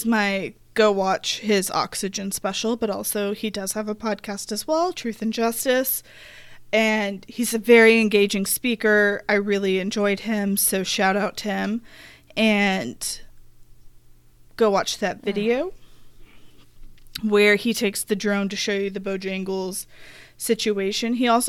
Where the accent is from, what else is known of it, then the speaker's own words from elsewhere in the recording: Arkansas, United States; Then I got a lot of information from growing up in Arkansas, watching news coverage there.